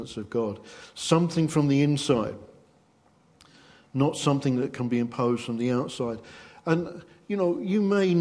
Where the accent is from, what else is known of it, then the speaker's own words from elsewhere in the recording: England, United Kingdom; because we're English